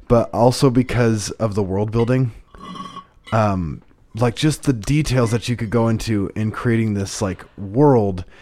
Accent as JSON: {"language": "English", "region": "Idaho", "country": "United States", "tie": "born or raised there", "moved": "as an adult", "said": "my hometown. It's a town of ten thousand people"}